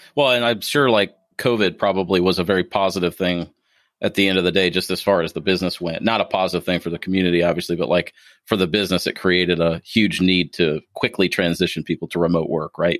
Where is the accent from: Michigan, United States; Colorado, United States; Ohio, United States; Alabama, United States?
Ohio, United States; now in Kentucky, United States; being from Ohio